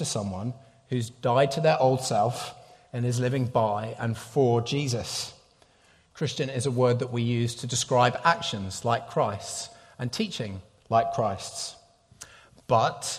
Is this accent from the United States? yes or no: no; United Kingdom; moved away; I'm a Brit